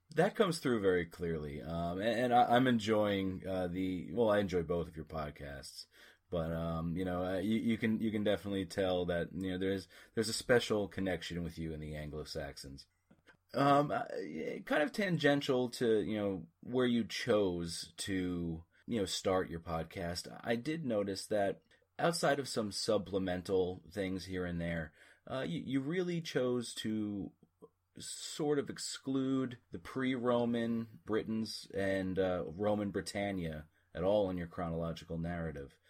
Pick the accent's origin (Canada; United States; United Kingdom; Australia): United States; as an American familiar with a distinctly different accent